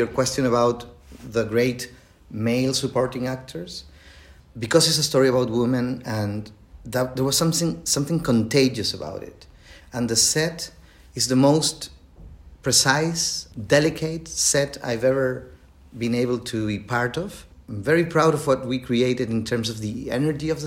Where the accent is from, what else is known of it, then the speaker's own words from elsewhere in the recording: Chile; English is a second language; I am from Chile and English is not my native language, as you can hear.